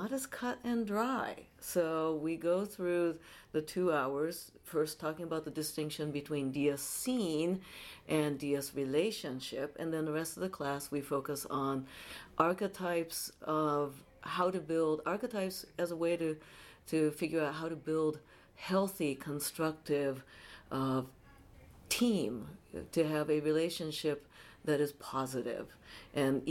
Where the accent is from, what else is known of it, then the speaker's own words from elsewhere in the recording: Tokyo, Japan; now in San Francisco, United States; I'm based in San Francisco, although I'm originally from Tokyo, Japan.